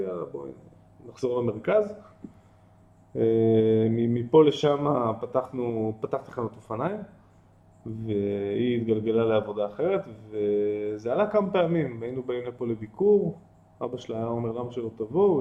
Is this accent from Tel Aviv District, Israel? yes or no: yes; Tel Aviv, Tel Aviv District, Israel; moved away as an adult; also born or lived in Ein Carmel / Nitzanim; גדלתי בתל אביב, ברמת אביב